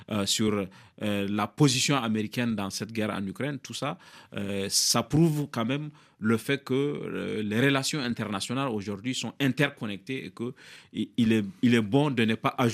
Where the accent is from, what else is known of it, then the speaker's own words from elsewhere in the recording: France; born there; Je suis né en France, je suis député français